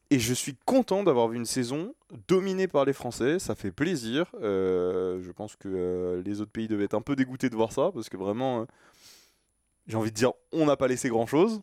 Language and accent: French; France; je suis français